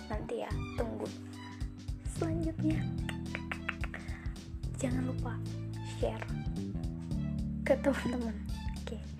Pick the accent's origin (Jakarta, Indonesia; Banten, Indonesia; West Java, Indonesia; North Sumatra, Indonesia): West Java, Indonesia; Aku orang Sunda yang gak Sunda-Sunda banget